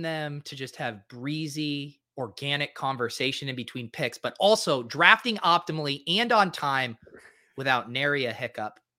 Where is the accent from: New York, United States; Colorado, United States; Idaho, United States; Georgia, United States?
Colorado, United States; Denver; I, I grew up in Denver